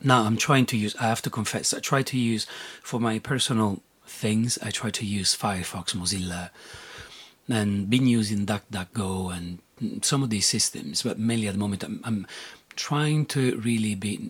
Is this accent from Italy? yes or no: yes; Rome, Lazio, Italy; born there; So I was born in Italy, and they're like, when you're born in Italy, usually you're Catholic by definition. When you're born in Rome, you're Catholic by definition.